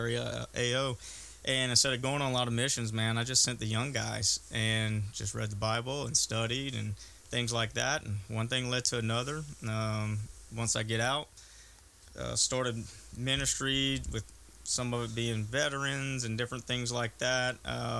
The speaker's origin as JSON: {"language": "English", "town": "Gonzales", "region": "Louisiana", "country": "United States", "tie": "born or raised there", "also_born_or_lived": "Merryville/Rosepine area, Louisiana", "moved": "as an adult", "said": "I'm originally from Gonzales. That's between Baton Rouge and New Orleans. Real Cajun area, Catholicism area"}